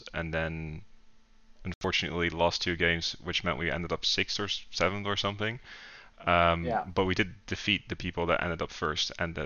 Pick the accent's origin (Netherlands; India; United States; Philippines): Netherlands; I'm from the Netherlands, from Lowlands Wargaming.